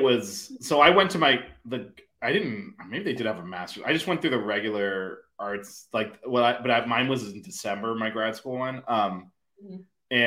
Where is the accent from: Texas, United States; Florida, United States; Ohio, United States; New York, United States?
Florida, United States; Miami; I'm from Miami